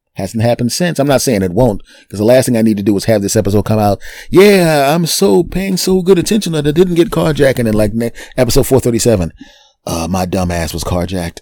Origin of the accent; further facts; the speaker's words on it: Philadelphia, Pennsylvania, United States; My hometown team, the Philadelphia Eagles